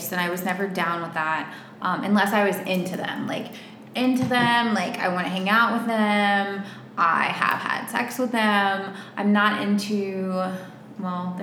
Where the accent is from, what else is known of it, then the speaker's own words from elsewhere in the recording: West Virginia, United States; moved away as an adult; now in Miami, United States; I'm from West Virginia. Back then, I could pull out my sweet accent and I'd be like, oh, my whole pitch was like, I'm this sweet girl from West Virginia, grew up on a farm.